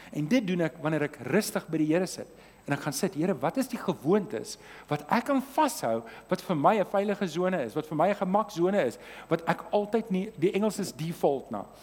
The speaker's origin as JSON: {"language": "Afrikaans", "region": "Transvaal", "country": "South Africa", "said": "ek kom van die Transvaal af"}